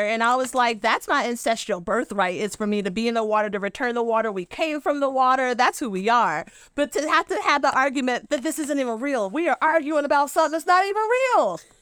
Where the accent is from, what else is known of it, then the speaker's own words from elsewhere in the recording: Western Kentucky, United States; now in Rhode Island, United States; I'm from Western Kentucky, where we do, where we wear shoes and don't marry our cousins